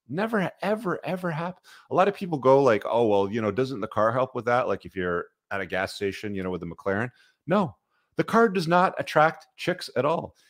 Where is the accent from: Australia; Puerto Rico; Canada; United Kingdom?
Canada; I grew up in Canada